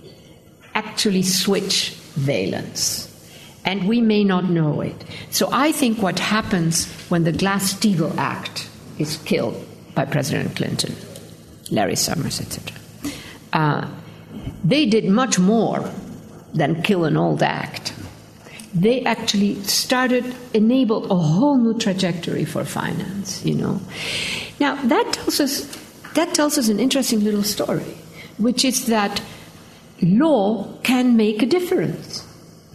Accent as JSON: {"language": "English", "country": "Argentina", "tie": "born or raised there", "moved": "yes", "said": "I grew up in Argentina. We like to talk."}